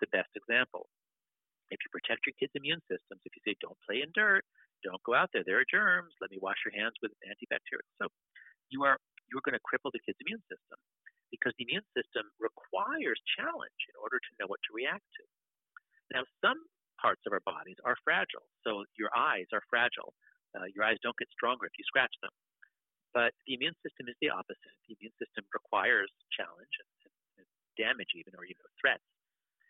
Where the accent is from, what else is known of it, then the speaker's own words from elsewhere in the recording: United States; I grew up in America during the crime wave.